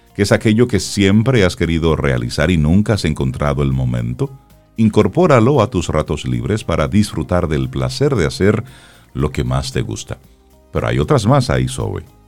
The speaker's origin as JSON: {"language": "Spanish", "country": "Dominican Republic", "said": "nos llamamos dominicanos"}